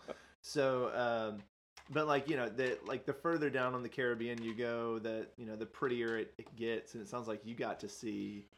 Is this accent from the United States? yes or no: yes; Nashville, Tennessee, United States; growing up in Nashville, not exactly near the sea